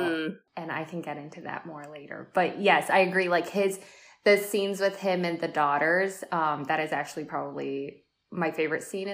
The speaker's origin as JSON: {"language": "English", "town": "Atlanta", "region": "Georgia", "country": "United States", "tie": "born or raised there", "said": "I'm from Atlanta."}